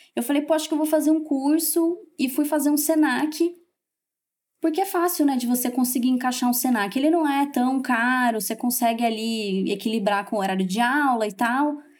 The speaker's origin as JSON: {"language": "Portuguese", "town": "Campinas", "region": "São Paulo", "country": "Brazil", "also_born_or_lived": "Valinhos", "said": "eu sou de Campinas, morava em Valinhos"}